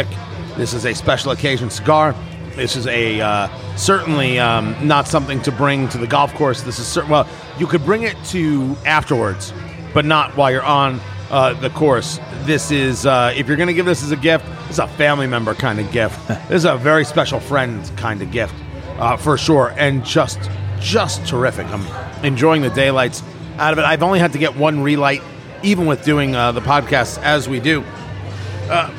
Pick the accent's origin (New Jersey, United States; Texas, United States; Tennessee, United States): New Jersey, United States; I grew up in New Jersey